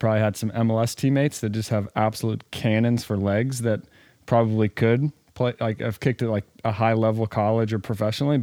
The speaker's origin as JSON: {"language": "English", "town": "Winston-Salem", "region": "North Carolina", "country": "United States", "tie": "born or raised there", "also_born_or_lived": "Atlanta, Georgia / Toronto", "said": "born in Atlanta, we grew up in Winston-Salem"}